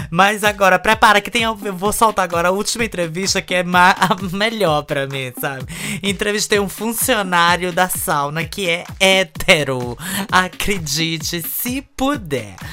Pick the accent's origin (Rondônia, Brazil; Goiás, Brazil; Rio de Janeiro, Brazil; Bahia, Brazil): Rio de Janeiro, Brazil; born there; now in Itamaracá, Brazil; Eu nasci no Rio de Janeiro e fui morar em Pernambuco. Eu moro numa ilha.